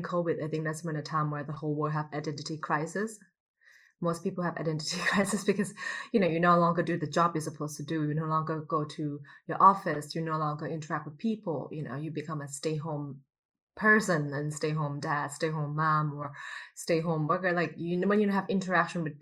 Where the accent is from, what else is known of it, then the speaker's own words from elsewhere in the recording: Thailand; also born or lived in United States; now in Berlin, Germany; I grew up in Thailand, but when I was in Thailand, I identify myself as a Thai person